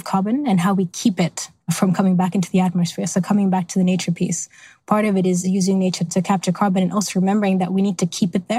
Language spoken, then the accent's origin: English; Ukraine; moved away; also born or lived in Kenya; I was born in a steel town in Ukraine, which provided a lot of the most secure jobs.